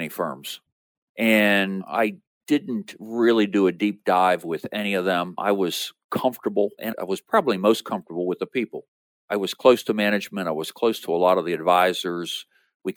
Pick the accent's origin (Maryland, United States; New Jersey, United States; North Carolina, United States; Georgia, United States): Maryland, United States; Western; I grew up in Western Maryland, where my practice is located now